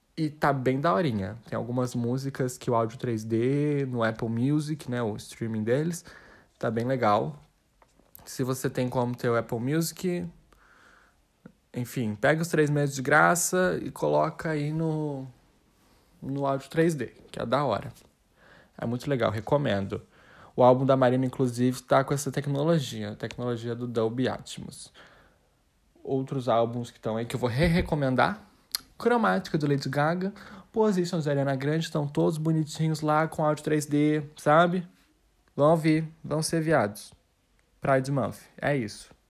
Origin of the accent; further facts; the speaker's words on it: Brazil; a gente é brasileira